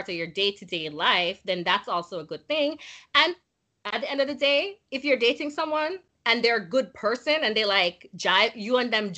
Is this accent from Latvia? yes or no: no; Jamaica; born or raised there; accent: Jamaican standard English; now in United States